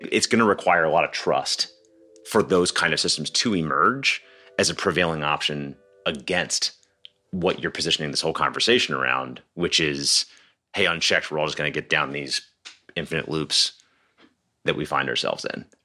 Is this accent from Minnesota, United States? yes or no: no; Philadelphia, Pennsylvania, United States; I'm from Philadelphia